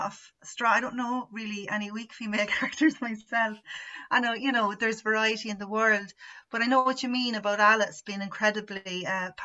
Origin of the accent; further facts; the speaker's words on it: Athy, Leinster, Ireland; also born or lived in County Laois; now in Ballylinan, Ireland; I'm from Athy in Kildare, and I live just outside it in Laois